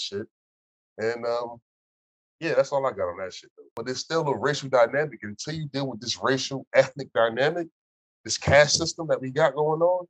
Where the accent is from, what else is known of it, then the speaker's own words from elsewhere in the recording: Orange, New Jersey, United States; I grew up in the Orange neighborhood called the Valley